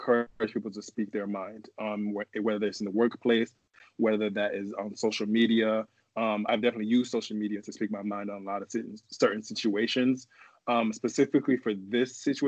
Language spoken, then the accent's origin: English; New York City, New York, United States; now in Minneapolis, United States; I am originally from Manhattan, New York, born and raised. Currently live in Minneapolis